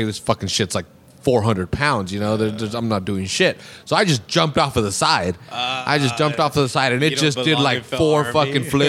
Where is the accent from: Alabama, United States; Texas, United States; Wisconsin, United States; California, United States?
California, United States; Salinas; I'm from Monterey County or whatever, or from Salinas, and it's a small town